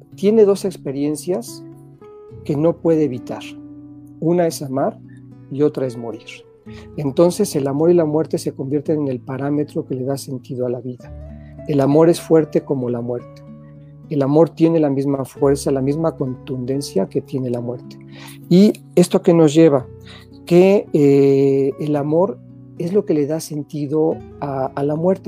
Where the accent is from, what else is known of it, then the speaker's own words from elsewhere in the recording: Tlaxcala, Mexico; moved away; also born or lived in Puebla; regresamos de de mi pueblo, que es en Tlaxcala, a Puebla